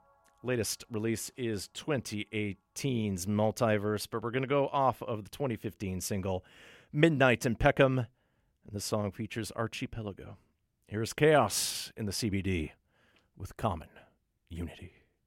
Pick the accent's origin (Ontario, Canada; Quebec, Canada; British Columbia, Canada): Ontario, Canada; Thunder Bay; From my hometown of Thunder Bay. Thunder Bay, if you're in a hurry. Don't you know? And honestly, I don't sound like anyone there.